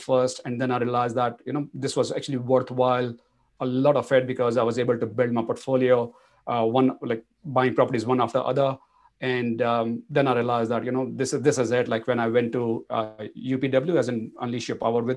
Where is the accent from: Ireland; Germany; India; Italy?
India; moved away as an adult; also born or lived in Singapore; now in Australia; being an Indian, like it was easy for me to jump into IT bandwagon then. And IT was the industry that took me to places from India to Singapore and then to Australia. So I came here in 2006 in Australia